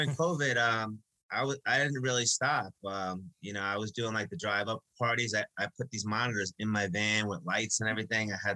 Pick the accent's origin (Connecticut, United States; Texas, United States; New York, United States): New York, United States; Long Beach; I grew up in Long Beach. We know all about the waters here.